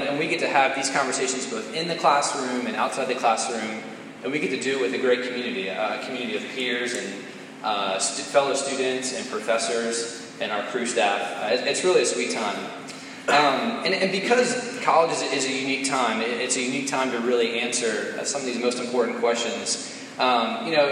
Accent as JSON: {"language": "English", "town": "Damascus", "region": "Maryland", "country": "United States", "said": "I'm originally from Montgomery County, Maryland"}